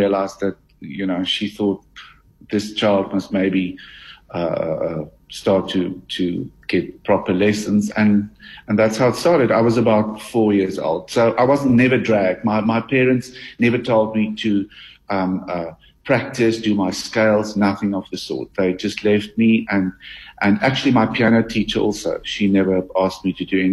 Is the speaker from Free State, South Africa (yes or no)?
yes; Harrismith, Free State, South Africa; In the Free State. I grew up in Harry Smith.